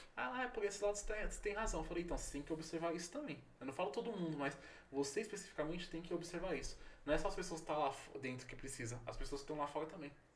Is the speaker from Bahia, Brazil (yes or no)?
no; São Paulo, Brazil; eu sou de São Paulo, porém não estou em São Paulo